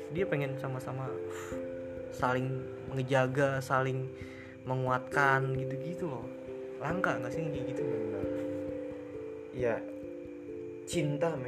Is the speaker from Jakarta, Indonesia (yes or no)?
no; Depok, West Java, Indonesia; Depok juga yes gue acir gua orang Depok keren keren